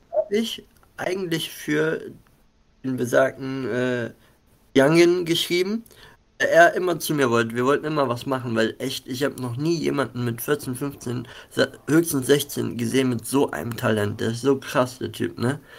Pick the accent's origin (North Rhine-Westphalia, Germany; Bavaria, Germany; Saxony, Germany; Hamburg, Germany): North Rhine-Westphalia, Germany; Mönchengladbach; ich selber komme aus Mönchengladbach, habe hier auch mit einigen Leuten gestartet